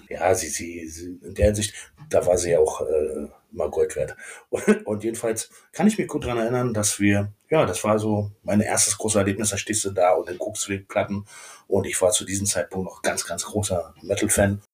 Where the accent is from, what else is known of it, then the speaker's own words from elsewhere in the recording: Berlin, Germany; also born or lived in Königs Wusterhausen, Brandenburg / Schulzendorf / Schwerin; Komplett im Prenzelberg meine, meine Jugend, beziehungsweise bis 89 war ich ja direkt Prenzlberger